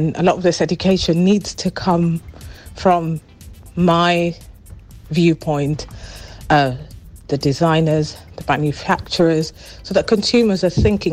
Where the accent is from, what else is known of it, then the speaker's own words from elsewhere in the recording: Kenya; I'm originally from Kenya